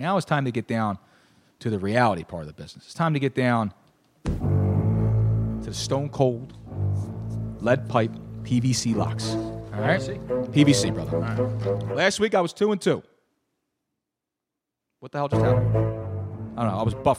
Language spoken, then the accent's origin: English; Philadelphia, Pennsylvania, United States; I'm going to Philadelphia, staying right here in my hometown.